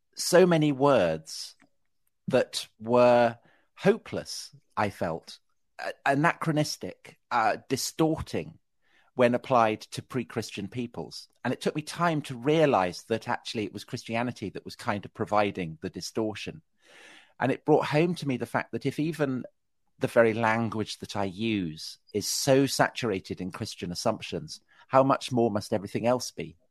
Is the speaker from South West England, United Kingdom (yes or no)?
yes; Salisbury, South West England, United Kingdom; I was raised outside Salisbury